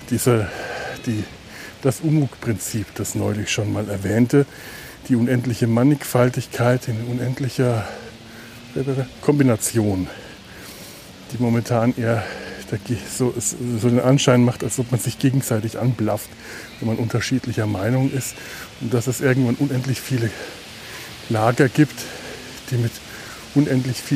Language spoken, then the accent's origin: German; Cologne, North Rhine-Westphalia, Germany; Denn dazu, dafür hat man ihn ja als Kölner oder Kölnerin, ich weiß nicht. Also ich zumindest empfinde das so, dass der Rhein dazu da ist, dass ich dahin gehe.